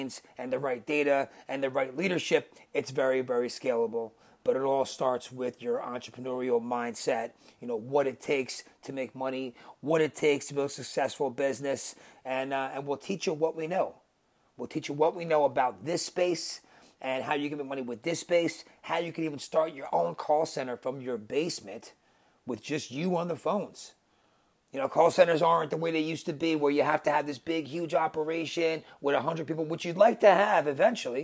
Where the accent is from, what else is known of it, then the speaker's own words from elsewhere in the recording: New Jersey, United States; accent: New Jersey; New Jersey, as you can tell from my voice, my accent